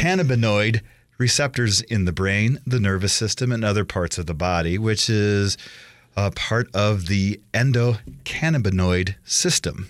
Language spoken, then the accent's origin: English; Iowa, United States; now in Idaho, United States; growing up in Iowa